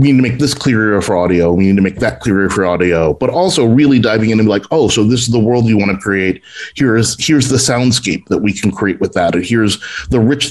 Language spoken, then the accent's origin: English; New York, United States; I'm from New York